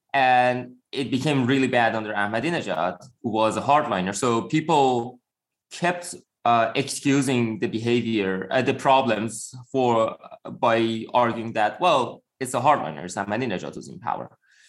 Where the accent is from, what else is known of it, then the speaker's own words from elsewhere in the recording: Gorgan, Golestan, Iran; moved away as an adult; also born or lived in Budapest, Hungary; now in United States; I grew up in Iran. I was there until I was 22.